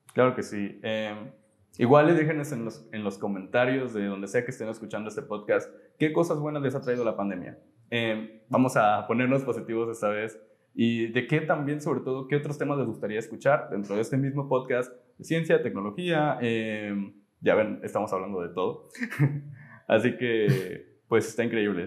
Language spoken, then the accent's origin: Spanish; Poza Rica, Veracruz, Mexico; nosotros somos de aquí, de Poza Rica, Veracruz